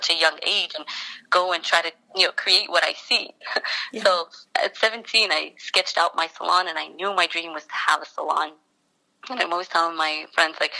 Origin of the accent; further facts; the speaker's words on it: New York City, New York, United States; I was born and raised in Brooklyn